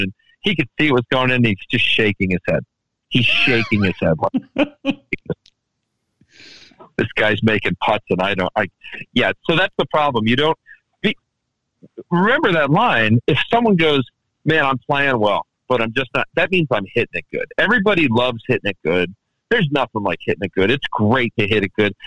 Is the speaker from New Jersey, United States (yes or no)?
no; Washington, District of Columbia, United States; moved away; also born or lived in Baltimore, Maryland / Takoma Park, Maryland; back in good old Washington D.C., where I grew up